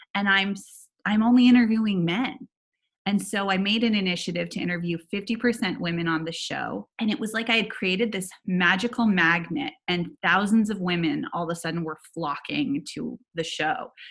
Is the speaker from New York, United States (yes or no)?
no; Silicon Valley, California, United States; now in Los Angeles, United States; I grew up in Silicon Valley